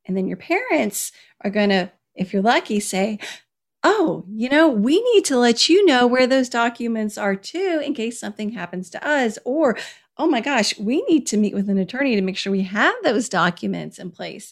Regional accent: Kentucky, United States; moved away as an adult; also born or lived in Washington, D.C.; when I moved from Washington, D C, back to my home state of Kentucky

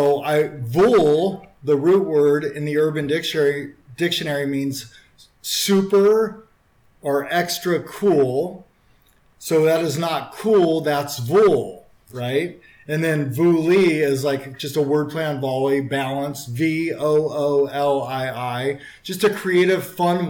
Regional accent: Orange County, California, United States; moved away as an adult; also born or lived in Huntington Beach / Newport Beach; now in Las Vegas, United States; I was raised in Orange County, California

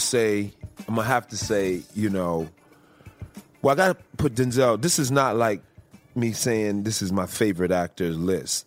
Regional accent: Chicago, Illinois, United States; moved away; I'm from Chicago originally

